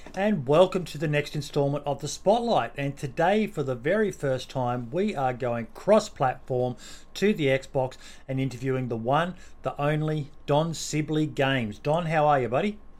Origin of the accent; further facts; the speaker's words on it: Australia; being an Australian.